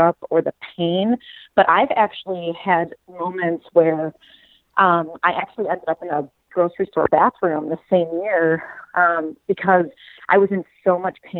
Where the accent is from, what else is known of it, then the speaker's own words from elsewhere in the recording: Chicago, Illinois, United States; moved away as an adult; also born or lived in Springfield, Illinois / St. Louis; I'm from Chicago, so that's about 3 hours from where I grew up.